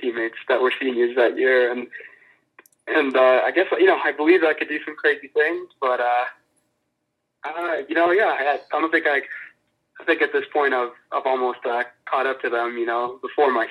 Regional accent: Orange, California, United States; moved away as an adult; now in Alamosa, United States; I'm from Southern California, specifically Orange County, California, and the city of Orange

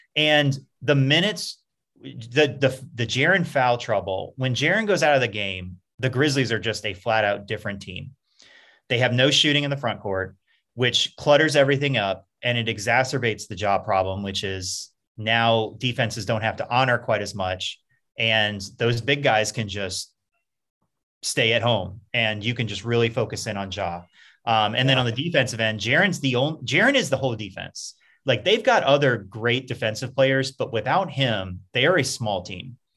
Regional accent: Baton Rouge, Louisiana, United States; moved away as an adult; also born or lived in Memphis; now in Atlanta, United States; I came from Baton Rouge

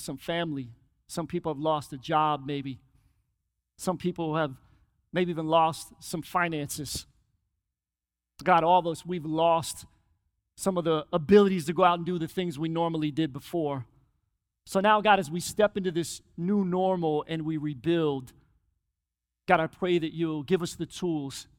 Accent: Philadelphia, Pennsylvania, United States; I grew up in Philly

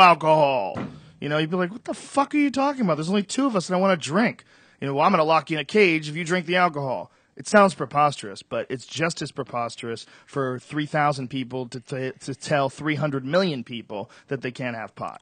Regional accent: Boston, Massachusetts, United States; now in Los Angeles, United States; I grew up in Boston

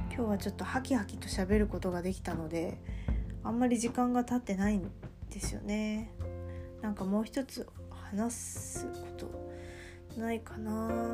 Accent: Kansai, Japan; accent: Kansai-ben; first language Kansai dialect; 私ネイティブネイティブラングエージは関西弁なので

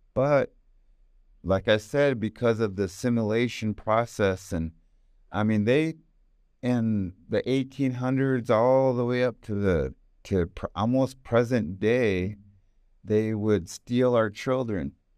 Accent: United States; I got the tail end of growing up in America w, as a native

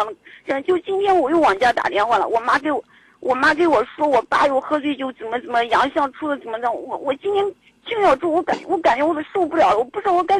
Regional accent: Zhumadian, Henan, China; 家是驻马店的。

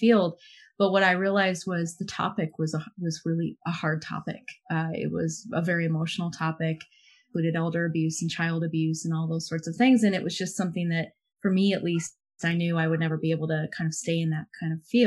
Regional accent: Illinois, United States; moved away as an adult; also born or lived in London, United Kingdom; I grew up in Illinois

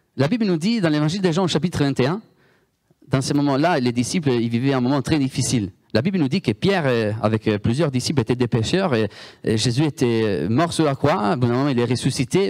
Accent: Italy; accent: Italian; French is a second language; moved away; Moi, je viens de l'Italie

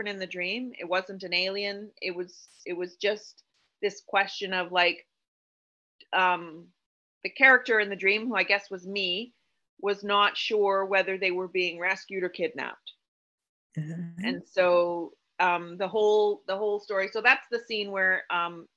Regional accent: Canada; being a Canadian author

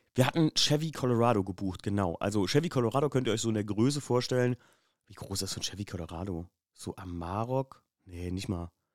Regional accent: Germany; wir kommen aus Deutschland

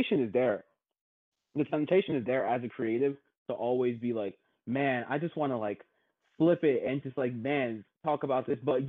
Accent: Germantown, Maryland, United States; I grew up in Germantown

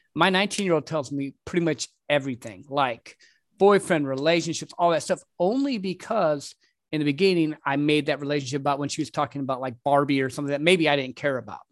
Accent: Michigan, United States; now in Texas, United States; I'm originally from Michigan

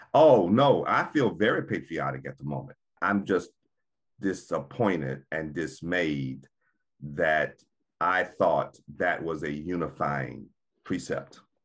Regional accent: United States; We had to prove that we were Americans.

